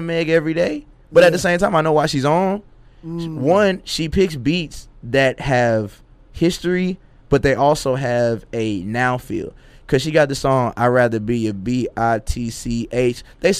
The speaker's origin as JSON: {"language": "English", "region": "the South", "country": "United States", "said": "with a southern twist, because I'm from the South."}